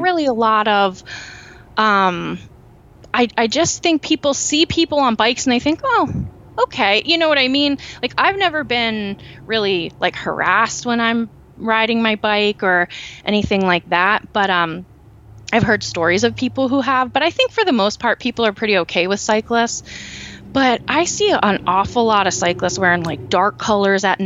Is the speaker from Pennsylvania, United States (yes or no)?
yes; Lancaster County, Pennsylvania, United States; also born or lived in Berks County, Pennsylvania; I grew up in Lancaster County